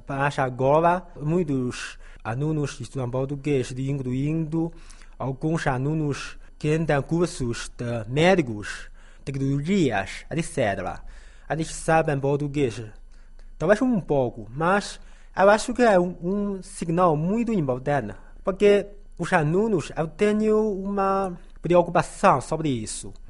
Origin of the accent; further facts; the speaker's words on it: Taiyuan, Shanxi, China; Portuguese is a second language; moved away as an adult; now in Lanzhou, China; Eu vou trabalhar no governo, como funcionário público, na minha terra natal, claro. A província de Shanxi, ah, na cidade de Taiyuan